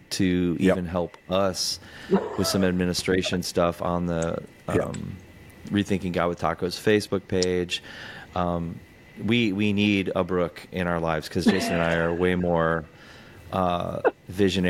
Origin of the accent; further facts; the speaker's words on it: Texas, United States; moved away as an adult; now in North Carolina, United States; I'm from Texas. I live there, but I'm also now living in North Carolina